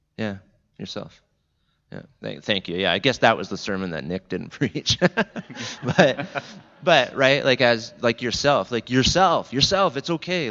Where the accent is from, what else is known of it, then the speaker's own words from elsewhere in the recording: Jordan Station, Ontario, Canada; I'm from Niagara, the Niagara region, Southern Ontario.